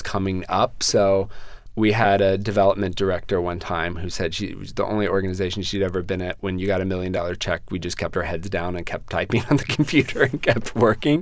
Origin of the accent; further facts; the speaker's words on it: San Antonio, Texas, United States; moved away as an adult; now in New York City, United States; my hometown